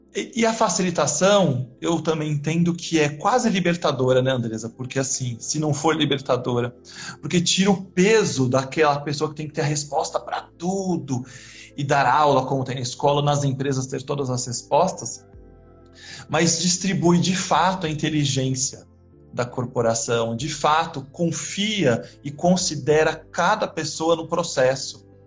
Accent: São Paulo, Brazil; also born or lived in Botucatu; Eu nasci na Zona Leste de São Paulo é, e fui estudar agronomia na Unesp de Botucatu

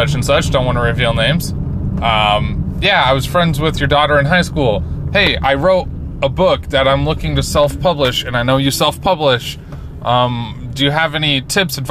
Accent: Layton, Utah, United States; where are you from? And I said, Layton

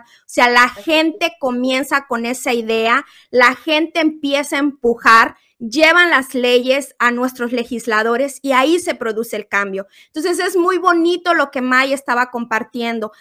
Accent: Guerrero, Mexico; now in United States; mi país, México, siempre pensando en México, en Guerrero, mi tierra

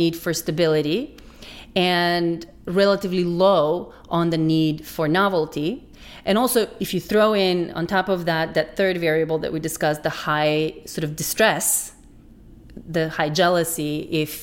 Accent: North Macedonia; moved away; I grew up in Macedonia, which is a fairly conservative kind of traditional culture

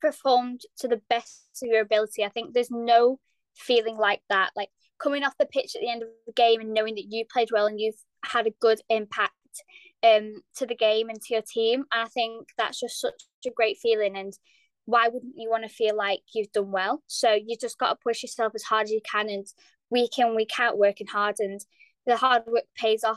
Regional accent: Lancaster, North West England, United Kingdom; I'm 14 and I'm from Lancaster

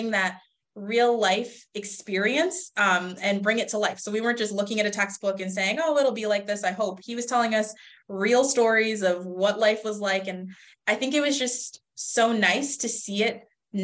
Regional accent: Rochester, New York, United States; moved away as an adult; now in Buffalo, United States; Rochester, like you said earlier, that's my hometown

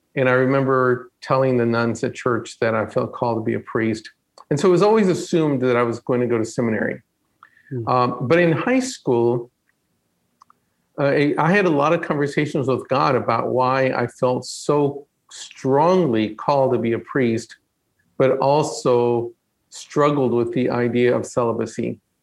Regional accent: Stafford, Texas, United States; moved away as an adult; also born or lived in Mexico; now in California, United States; I grew up in a small town, um, Stafford, Texas, outside of Houston

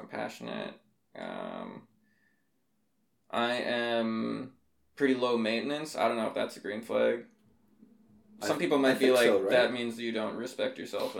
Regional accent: Fort St. John, British Columbia, Canada; I was growing up in Fort St. John

